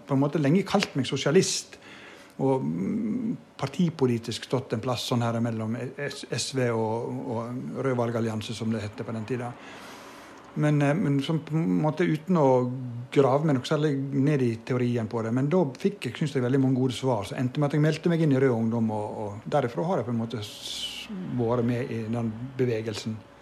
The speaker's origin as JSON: {"language": "Norwegian", "area": "Vågsøy", "region": "Vestland", "country": "Norway", "tie": "born or raised there"}